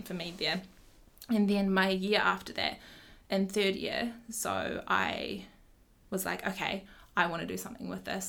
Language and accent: English; Ashburton, Canterbury, New Zealand; moved away as an adult; also born or lived in Vietnam / Tauranga; now in Christchurch, New Zealand; I grew up in Hakatiri, Ashburton, so an hour down the road. Went to Ashburton High School there, Ashburton College there, then came here to Ōtautahi to study